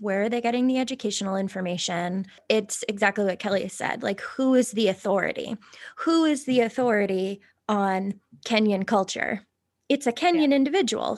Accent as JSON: {"language": "English", "country": "Ireland", "said": "I am Irish"}